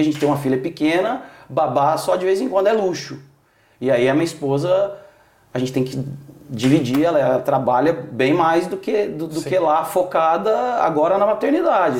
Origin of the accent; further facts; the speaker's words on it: Itanhandu, Minas Gerais, Brazil; moved away as an adult; also born or lived in São Paulo; Itanhandu, Minas Gerais. Ok. Sul de Minas.